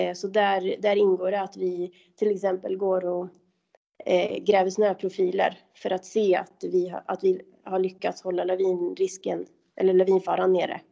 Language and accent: Swedish; Kolmården, Östergötland, Sweden; moved away as an adult; also born or lived in Åre; now in Abisko, Sweden; jag kommer från Kolmårdens eh, skogar och där är det väldigt kulligt och när jag var liten då så var vintrarna faktiskt bra